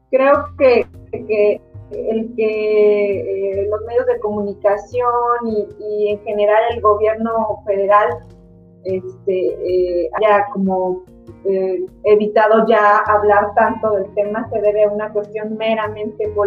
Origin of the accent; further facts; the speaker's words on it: Michoacán, Mexico; como ciudadanos, como mexicanos inteligentes, como michoacanos inteligentes